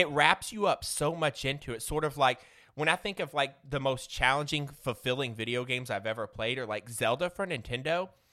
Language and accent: English; Southern Illinois, United States; I'm from Southern Illinois